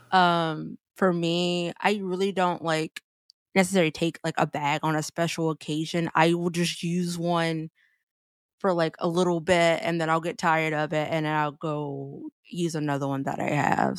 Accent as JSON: {"language": "English", "region": "South Carolina", "country": "United States", "tie": "born or raised there", "said": "born and raised in South Carolina"}